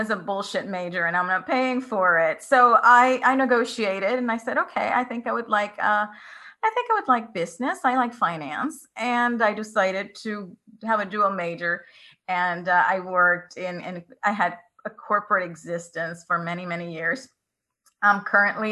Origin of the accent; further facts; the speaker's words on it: Puerto Rico; I grew up in Puerto Rico, which is a pretty conservative culture